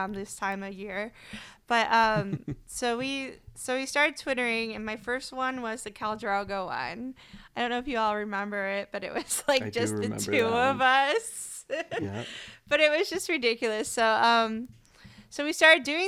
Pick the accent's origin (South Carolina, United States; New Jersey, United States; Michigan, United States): Michigan, United States; also born or lived in Miami, Florida; now in Houston, United States; we grew up both in Michigan